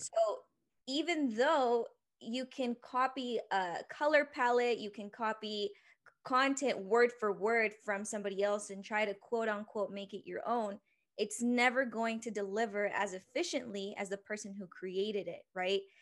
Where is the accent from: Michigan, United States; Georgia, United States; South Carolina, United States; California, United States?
California, United States; Oxnard; also born or lived in Ventura, California; now in Salt Lake City, United States; I was born in Ventura, California, raised in a little town called Oxnard, the eight oh five